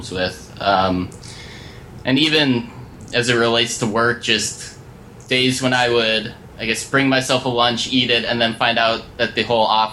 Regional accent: Minneapolis, Minnesota, United States; I'm from Minneapolis, Minnesota

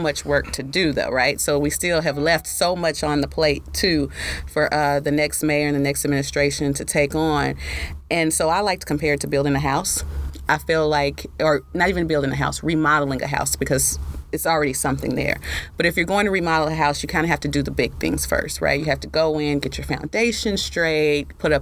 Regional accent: Dallas, Texas, United States; I'm from Southern Dallas, as a matter of fact. And for a long time, you know, I was probably one of those kids that didn't really leave my neighborhood much except to go to school

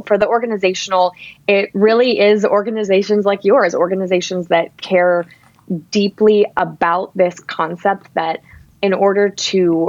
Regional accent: Ann Arbor, Michigan, United States; worked at an incredible organization in my hometown called Zingerman's

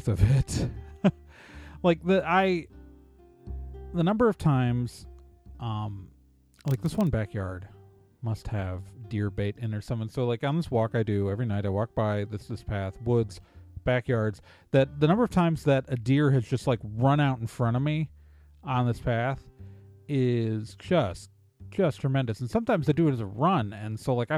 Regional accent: Milwaukee, Wisconsin, United States; also born or lived in Chicago; I was born in Chicago, grew up mostly in Milwaukee

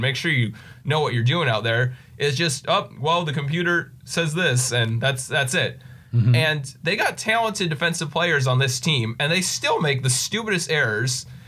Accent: Poway, California, United States; I've lived here in Poway my whole life. So, San Diego native

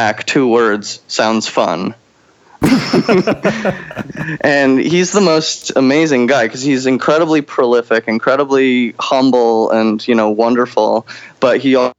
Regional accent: Chelsea, Massachusetts, United States; moved away as an adult; also born or lived in upstate New York; now in New York City, United States; I grew up in Boston, Chelsea, Massachusetts specifically

